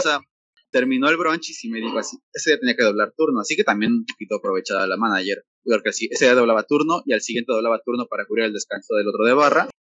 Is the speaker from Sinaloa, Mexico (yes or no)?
no; Mexico City, Mexico; moved away as an adult; now in Tulum, Mexico; aquí no nos quieren a los chilangos